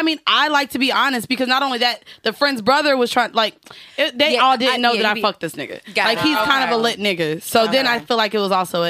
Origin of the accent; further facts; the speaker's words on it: Orlando, Florida, United States; also born or lived in Atlanta; now in New York, United States; I'm from Orlando. Also lived in Atlanta.